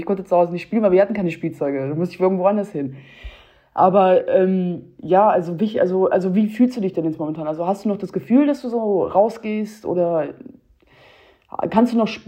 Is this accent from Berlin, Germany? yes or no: no; Hanover, Lower Saxony, Germany; ich kenne das aus Hannover, ich bin aus Hannover, ich meine, das ist auch ein Dorf irgendwo an sich.